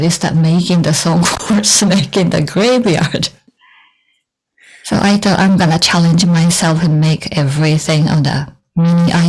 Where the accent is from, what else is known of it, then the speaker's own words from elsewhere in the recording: Shibuya, Tokyo, Japan; I grew up in Shibuya.